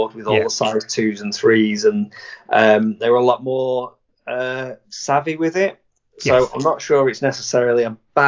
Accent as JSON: {"language": "English", "country": "United Kingdom", "said": "we as a British community"}